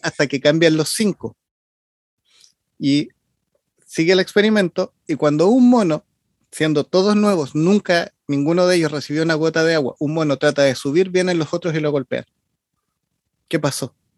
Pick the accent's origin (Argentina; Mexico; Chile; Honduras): Chile; soy chileno